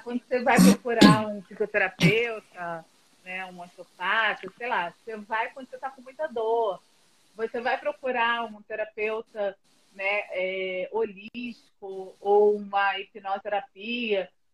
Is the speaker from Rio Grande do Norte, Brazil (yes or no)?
no; Rio de Janeiro, Brazil; moved away as an adult; now in São Paulo, Brazil; eu sou do Rio e moro aqui há dois anos